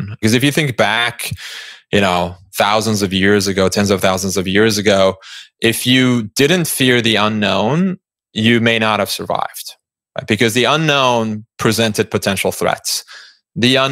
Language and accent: English; Istanbul, Turkey; moved away as an adult; I grew up in Istanbul, Turkey, and lived there for 17 years